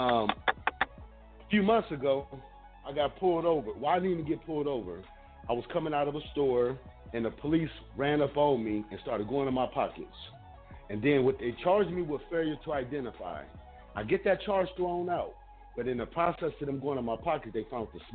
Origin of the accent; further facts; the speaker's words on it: Ohio, United States; moved away as an adult; also born or lived in Florida; now in Hillsborough County, Florida, United States; I'm from Ohio